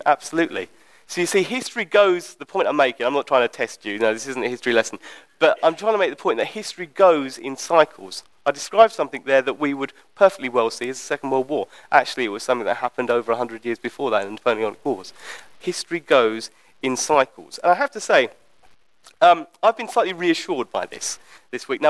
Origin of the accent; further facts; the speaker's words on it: United Kingdom; as British people